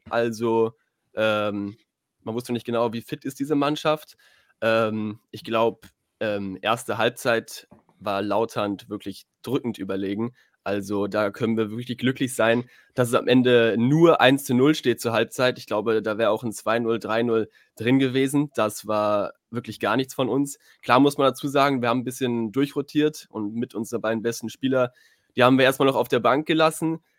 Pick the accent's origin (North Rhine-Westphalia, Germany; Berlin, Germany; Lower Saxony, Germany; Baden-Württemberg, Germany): Berlin, Germany; Also ich bin natürlich in Berlin geboren und auch aufgewachsen, ähm, aber nie eine richtige Fußballfamilie tatsächlich, sondern mein Vater kommt aus Frankreich